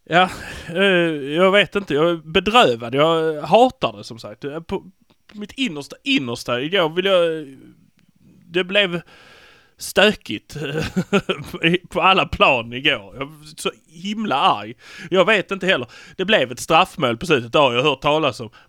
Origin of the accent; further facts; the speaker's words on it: Malmö, Skåne, Sweden; Fast vi är från Malmö och vi förlorar inte.